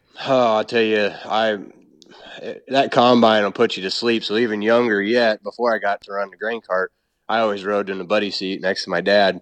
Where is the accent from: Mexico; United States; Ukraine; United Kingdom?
United States; Illinois; I was born and raised on farm in Illinois